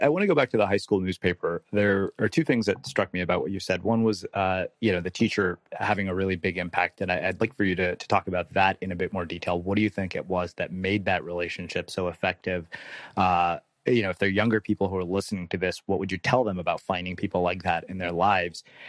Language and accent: English; Texas, United States; I grew up in Texas